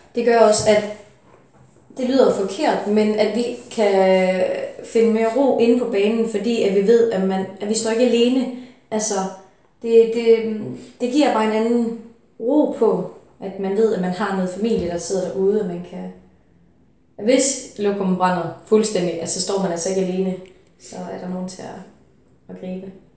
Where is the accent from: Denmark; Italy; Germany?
Denmark; Funen, Southern Denmark; jeg kommer fra Fyn